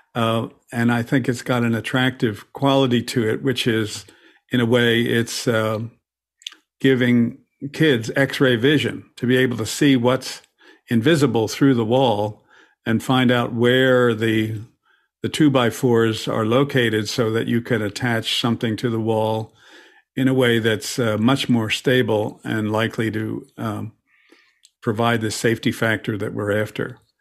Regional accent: Philadelphia, Pennsylvania, United States; my hometown, P, Philadelphia

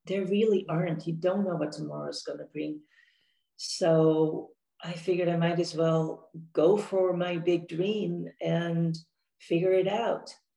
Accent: Netherlands; moved away as an adult; also born or lived in Amsterdam / Orange County, California; now in San Diego, United States; I was born and raised in Holland, in the Netherlands

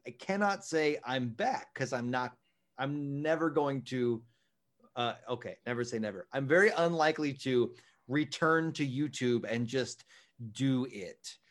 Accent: Texas, United States; moved away as an adult; also born or lived in New York City; I am gonna get a job for a while, uh, in my hometown in Texas and live with my folks

